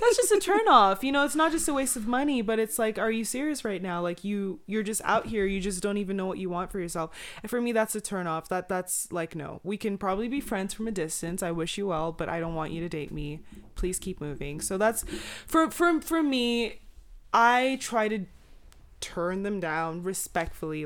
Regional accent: Nigeria; I'm Nigerian

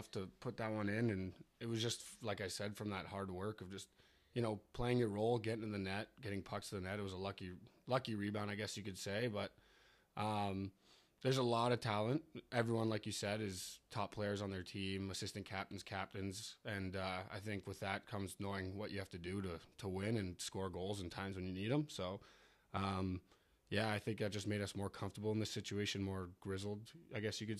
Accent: Maple, Ontario, Canada; Hi, I'm … from Adrian College in Maple, Ontario.

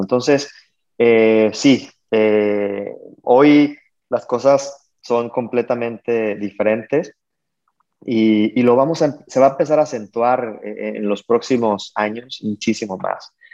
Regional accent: Mexico; como mexicanos, empresarios mexicanos este, haciendo negocio en Estados Unidos

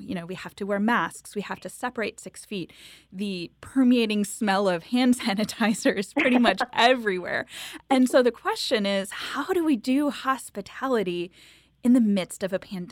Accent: Wisconsin, United States; now in Chicago, United States; I'm from Wisconsin originally myself.

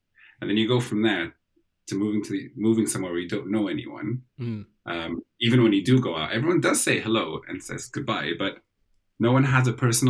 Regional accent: Saudi Arabia; born there; Well, technically, I was born in Saudi Arabia, right across the sea from Sudan. But we spent a lot of time jumping over and crossing borders back to Sudan.

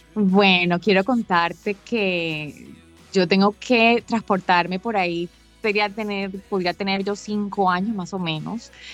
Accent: Barranquilla, Atlántico, Colombia; Yo me encuentro exactamente en Barranquilla, mi ciudad natal

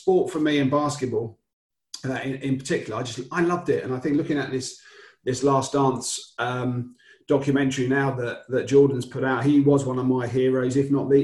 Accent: Upminster, East of England, United Kingdom; moved away; also born or lived in Wirral / London; I'm based where you are now in the world, but I was born in Essex. I went to main school was Cooper's Coban in Upminster

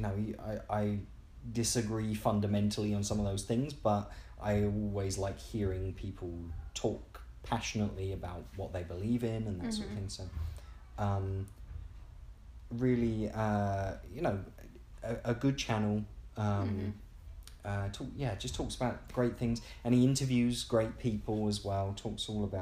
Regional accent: England, United Kingdom; as an English person

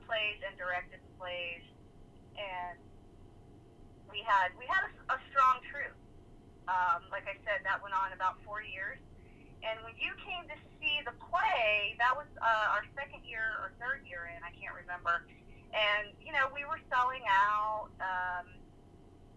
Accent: West Palm Beach, Florida, United States; I am originally a West Palm Beach native. I grew up in South Florida

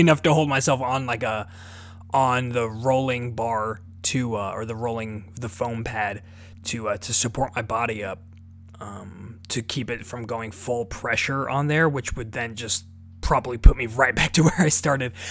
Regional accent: Omaha, Nebraska, United States; I'm from Omaha, Nebraska.

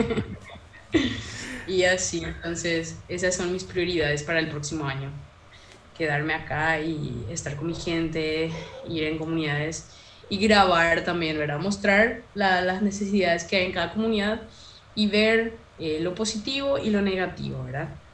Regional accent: from the Chaco, Paraguay; Soy paraguaya, amo ser paraguaya, amo mis raíces, amo ser chaqueña

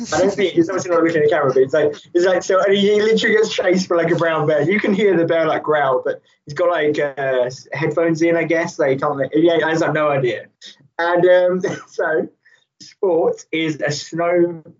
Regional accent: England, United Kingdom; We're English.

